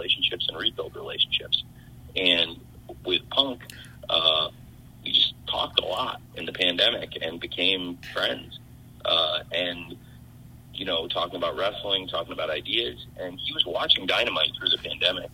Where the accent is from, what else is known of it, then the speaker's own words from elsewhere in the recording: Champaign, Illinois, United States; now in Jacksonville, United States; I'm from Champaign, Illinois